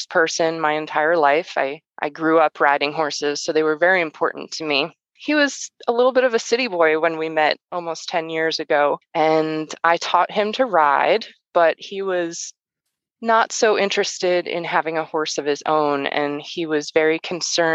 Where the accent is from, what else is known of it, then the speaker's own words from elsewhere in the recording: New Jersey, United States; moved away as an adult; We're from New Jersey